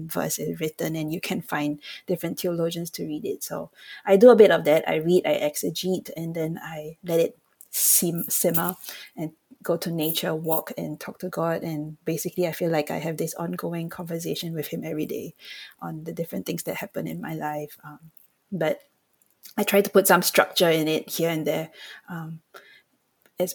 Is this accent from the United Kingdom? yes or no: no; Singapore; I come from Singapore, where today I think about 15% of the population is Christian. So that meant that when we were growing up, we did not go to church.